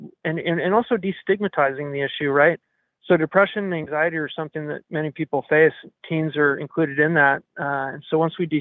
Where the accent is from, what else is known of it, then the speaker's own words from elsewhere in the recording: Nevada County, California, United States; we grew up in Nevada County